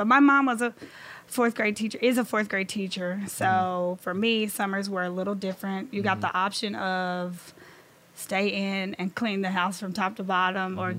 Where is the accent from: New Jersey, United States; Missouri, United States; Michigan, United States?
Missouri, United States; Malden; moved away as an adult; now in St. Louis, United States; I am from the Boot Hill of Missouri.